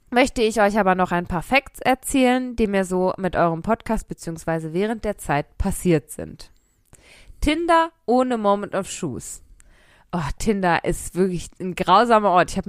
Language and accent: German; North Rhine-Westphalia, Germany; Nein, wahrscheinlich nicht. Ich komme nämlich auch aus dem Pott